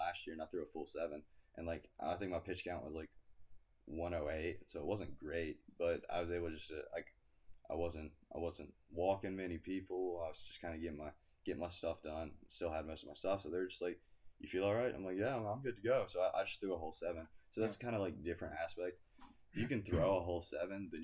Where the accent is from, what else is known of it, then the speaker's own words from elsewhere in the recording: Greenville, South Carolina, United States; I was born and raised in South Carolina